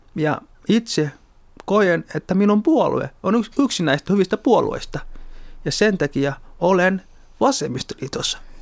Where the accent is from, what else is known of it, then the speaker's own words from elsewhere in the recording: Somalia; also born or lived in Kontiolahti, North Karelia, Finland; now in Helsinki, Finland; olen alun perin Somaliasta kotoisin, suomalainen tai Suomen somalialainen